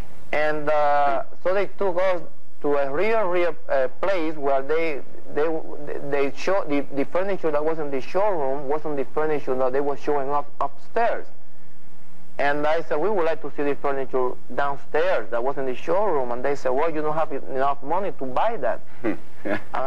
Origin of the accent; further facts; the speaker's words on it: Puerto Rico; moved away as an adult; I'm from Puerto Rico